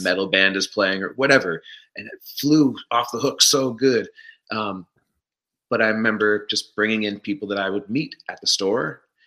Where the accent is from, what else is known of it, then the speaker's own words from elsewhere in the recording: Stratford, Ontario, Canada; also born or lived in Smooth Rock Falls, Ontario / Mitchell, Ontario / Toronto; I grew up right here where I have landed back to actually in oh, Stratford on in Stratford, Ontario.